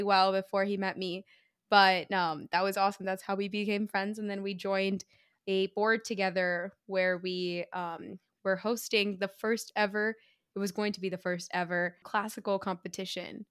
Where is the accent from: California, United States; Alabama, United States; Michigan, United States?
California, United States; the Bay Area; moved away as an adult; also born or lived in Iowa; I grew up in the Bay.